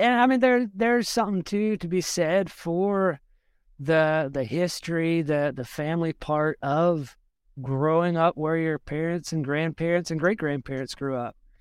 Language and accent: English; South Georgia, United States; moved away as an adult; now in Burkesville, Kentucky, United States; where I grew up in Georgia, I, I didn't live in the prettiest part of the state